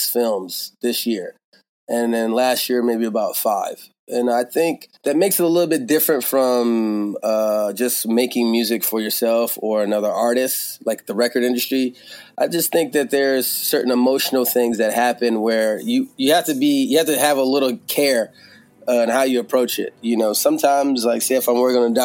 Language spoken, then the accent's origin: English; Georgia, United States; also born or lived in Bakersfield, California; now in Philadelphia, United States; I grew up in Georgia